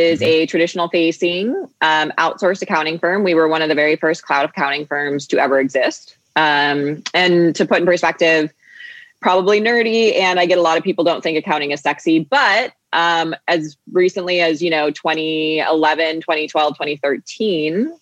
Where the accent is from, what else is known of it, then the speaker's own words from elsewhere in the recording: Phoenix, Arizona, United States; also born or lived in Boston, Massachusetts; I grew up between Boston and here in Phoenix, Arizona, where I am today. I grew up in Boston for about 10 years. And then I moved out here to Arizona